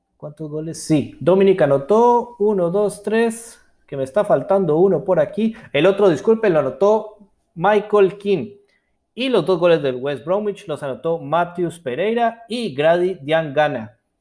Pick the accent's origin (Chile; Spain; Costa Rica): Costa Rica; yo soy de Costa Rica